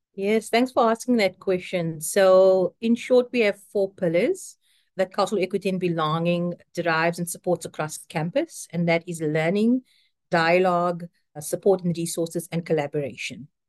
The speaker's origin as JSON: {"language": "English", "country": "South Africa", "moved": "as an adult", "lives_now": "United States", "said": "I am South African and have been in the United States for, I think it's now eleven years"}